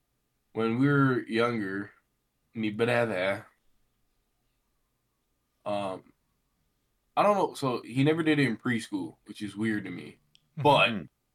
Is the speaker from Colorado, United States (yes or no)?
no; Puna, Hawaii, United States; moved away; where we grew up in Pune, you live on an acre of land